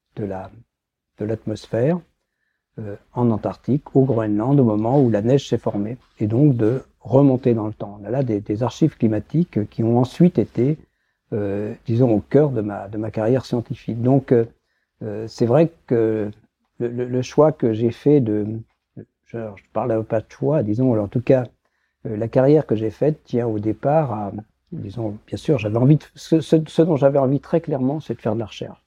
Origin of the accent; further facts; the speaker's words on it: Brittany, France; moved away; also born or lived in Lyon / Saclay; je suis breton